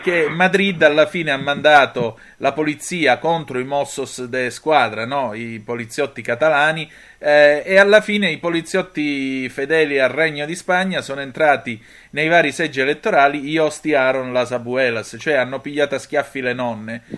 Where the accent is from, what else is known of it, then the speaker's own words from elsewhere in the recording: Calabria, Italy; essendo io calabrese